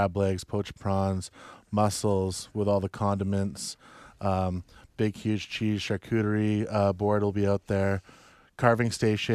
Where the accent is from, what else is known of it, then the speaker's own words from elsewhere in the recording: White Rock, British Columbia, Canada; I'm from White Rock